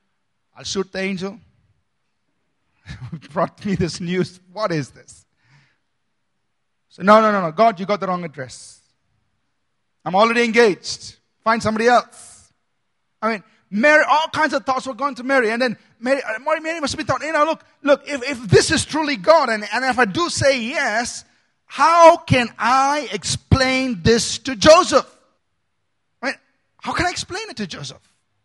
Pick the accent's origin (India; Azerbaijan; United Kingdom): India; Bangalore, Karnataka; I was born in Bangalore. I grew up in Bangalore. I live in Bangalore. I will die in Bangalore.